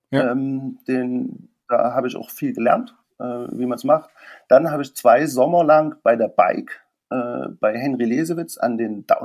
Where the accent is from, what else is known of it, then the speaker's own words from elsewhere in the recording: Gera, Thuringia, Germany; Also ich komme eigentlich aus Thüringen, aus Gera.